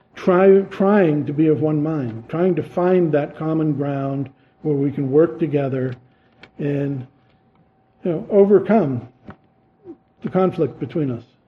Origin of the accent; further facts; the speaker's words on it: Massachusetts, United States; they pick up on my accent and know I'm a Yankee from Massachusetts